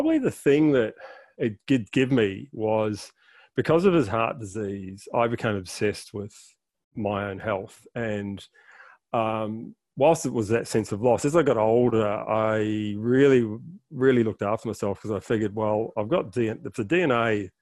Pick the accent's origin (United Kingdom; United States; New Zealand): New Zealand; Timaru, Canterbury; I grew up in New Zealand, South Island in New Zealand, a little town called Timaru in the country